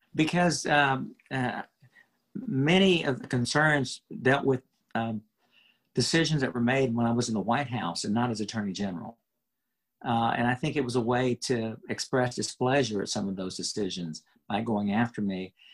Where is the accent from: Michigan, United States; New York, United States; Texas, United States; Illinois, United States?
Texas, United States; Houston; I really was growing up in Houston